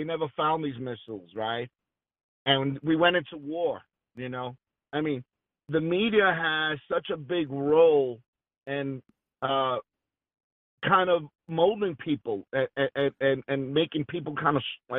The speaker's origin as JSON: {"language": "English", "town": "New York City", "region": "New York", "country": "United States", "said": "I'm from Brooklyn."}